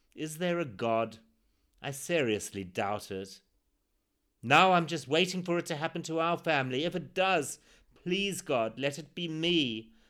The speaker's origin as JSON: {"language": "English", "country": "Zimbabwe", "tie": "born or raised there"}